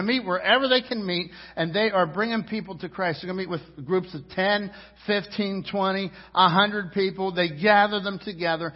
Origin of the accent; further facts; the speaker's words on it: United States; I'm an American citizen. And I'm proud to be an American